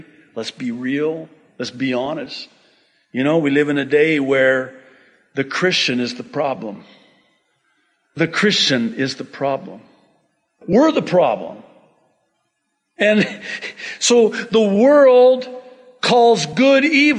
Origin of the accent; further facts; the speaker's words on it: United States; I'm very American